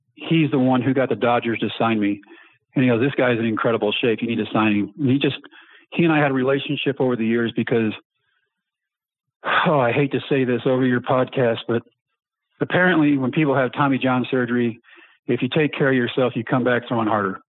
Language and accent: English; Texas, United States; born or raised there